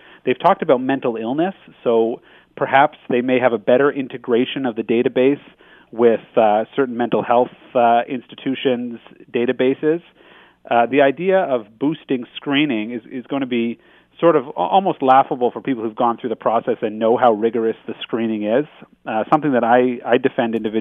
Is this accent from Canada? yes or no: yes; Canada; as a Canadian criminal lawyer